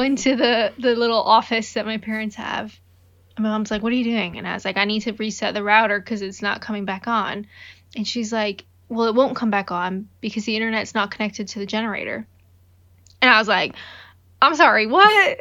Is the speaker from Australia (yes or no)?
no; Canada; I'm Canadian.